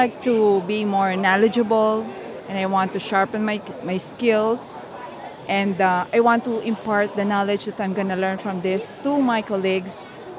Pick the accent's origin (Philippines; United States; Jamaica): Philippines; I'm from the Philippines.